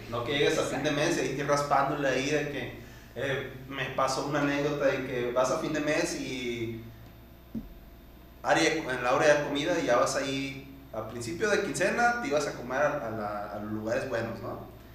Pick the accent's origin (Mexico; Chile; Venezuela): Mexico